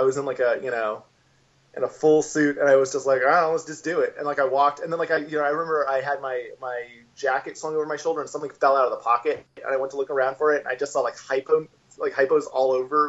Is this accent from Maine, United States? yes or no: yes; Brunswick, Maine, United States; also born or lived in White River Junction, Vermont; I'm from Brunswick, which is like, it's a little bit